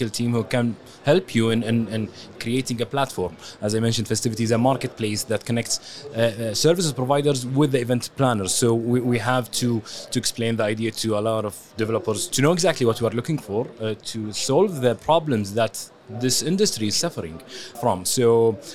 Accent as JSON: {"language": "English", "country": "Kuwait", "said": "we are from Kuwait"}